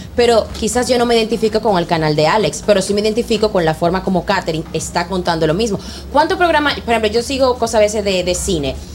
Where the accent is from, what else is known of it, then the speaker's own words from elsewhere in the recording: Dominican Republic; nosotros los dominicanos